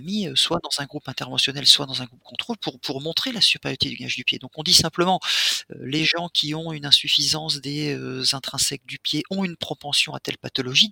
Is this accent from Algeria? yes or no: no; Reims, Grand Est, France; now in Switzerland; Je suis champenois moi, je, viens de Reims.